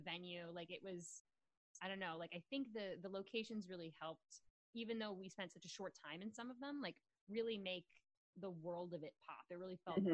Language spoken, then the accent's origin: English; West Virginia, United States; I'm from West Virginia